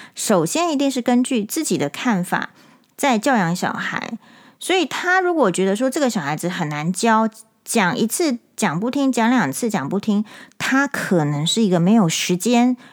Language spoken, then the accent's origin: Chinese; Taiwan; 我们台湾人